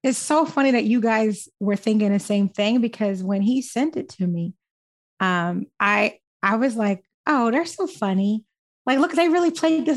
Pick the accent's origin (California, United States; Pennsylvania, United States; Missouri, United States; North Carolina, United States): Pennsylvania, United States; Philadelphia; I'm born and raised in West Philly